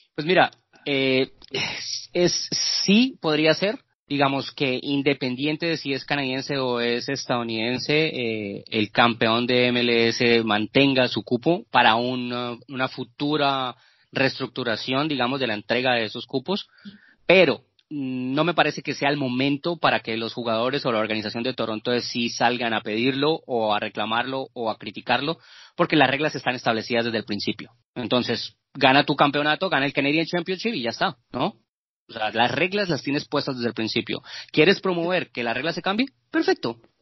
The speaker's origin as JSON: {"language": "Spanish", "country": "Colombia", "said": "en Colombia, eh, en mi país"}